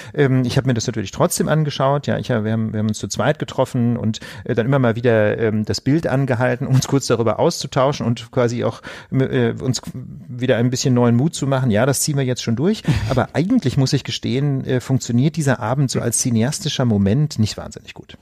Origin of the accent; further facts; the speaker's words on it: Osnabrück, Lower Saxony, Germany; in meiner Heimatstadt Osnabrück